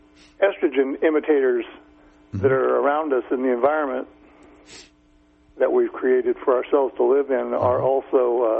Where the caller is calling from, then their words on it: California, United States; I'm from southern Humboldt here.